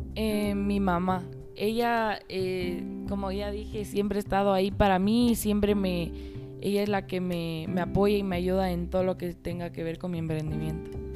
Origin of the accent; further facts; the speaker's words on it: Quito, Pichincha, Ecuador; tengo 15 años y nací en Quito, Ecuador y actualmente estoy en cuarto curso del Colegio Americano